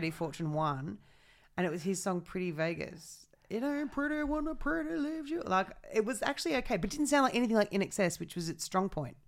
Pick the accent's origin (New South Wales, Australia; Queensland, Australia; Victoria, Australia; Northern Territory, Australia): New South Wales, Australia; I grew up in New South